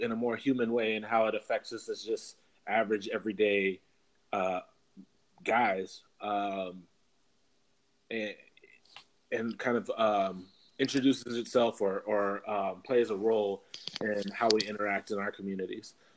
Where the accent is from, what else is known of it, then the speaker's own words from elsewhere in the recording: Minneapolis, Minnesota, United States; moved away as an adult; now in Los Angeles, United States; I grew up in Minneapolis from the age of two to 22, so for 20 years, and uh, grew up in the city